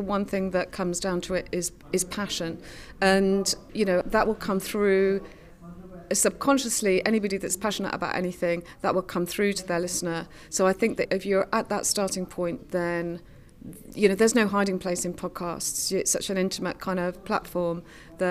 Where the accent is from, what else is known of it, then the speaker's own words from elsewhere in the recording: Cardiff, Wales, United Kingdom; I'm from Cardiff